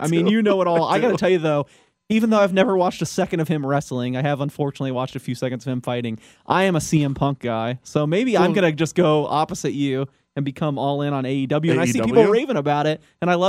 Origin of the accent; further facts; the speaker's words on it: the South, United States; You know, I'm from the South, so Chick-fil-A, obviously an institution, ate there all the time.